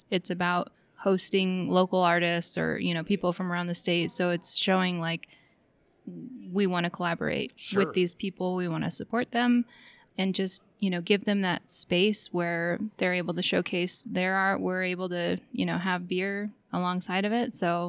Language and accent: English; Sitka, Alaska, United States; also born or lived in South Carolina; now in Juneau, United States; Well, I'm actually from Sitka.